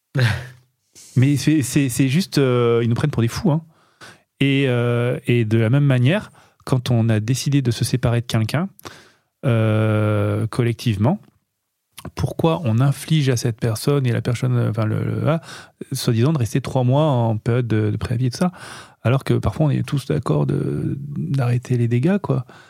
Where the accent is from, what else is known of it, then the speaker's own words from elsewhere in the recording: Nice, Provence-Alpes-Côte d'Azur, France; on est niçois